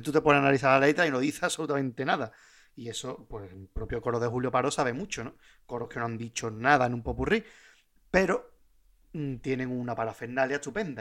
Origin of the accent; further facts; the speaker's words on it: Puerto Real, Andalusia, Spain; yo soy de Puerto Real